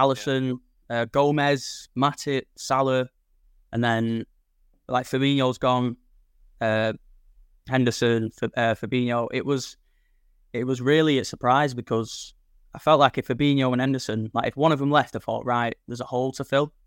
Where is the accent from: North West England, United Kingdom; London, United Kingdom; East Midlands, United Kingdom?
North West England, United Kingdom; Manchester; moved away as an adult; now in Blackpool, United Kingdom; I'm originally from Manchester